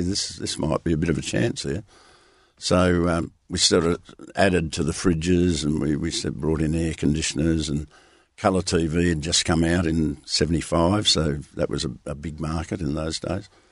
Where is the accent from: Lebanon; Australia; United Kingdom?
Australia; Merredin, Western Australia; now in Perth, Australia; I grew up in Meriden